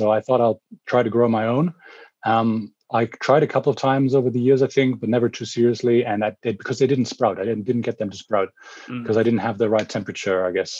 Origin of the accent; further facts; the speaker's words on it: Germany; English is a second language; So I'm calling in from Germany at the moment. I travel a lot, so I haven't really lived in Germany much more than a year, even though I'm German.